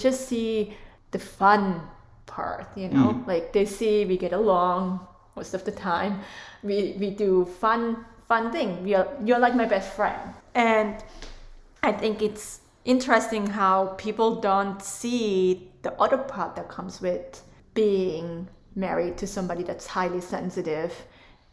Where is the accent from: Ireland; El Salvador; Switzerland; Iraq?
Switzerland; English is a second language; moved away as an adult; now in United States; I'm from Switzerland